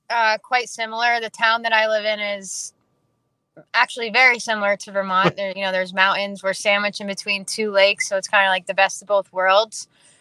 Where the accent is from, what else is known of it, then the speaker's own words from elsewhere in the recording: British Columbia, Canada; but I play for a team out of Calgary, which is being from British Columbia.